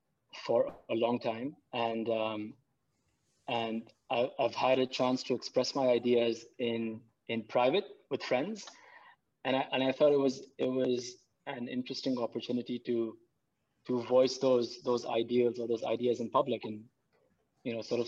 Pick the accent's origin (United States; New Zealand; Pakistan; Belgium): Pakistan; first language Urdu; English is a second language; So I go, oh, I'm from Pakistan. And he goes, oh, okay. So do you speak your mother tongue? I was like, yeah, I speak Urdu at home.